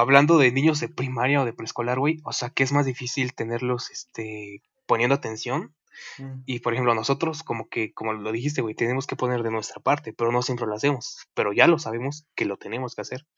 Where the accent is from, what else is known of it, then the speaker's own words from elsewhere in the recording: Mexico; somos mexicanos